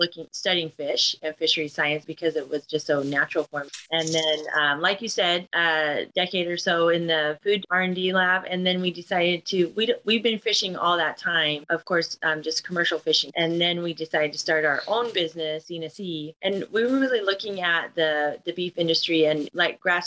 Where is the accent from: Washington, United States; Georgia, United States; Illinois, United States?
Washington, United States; Seattle; we're from the Seattle area or Northwest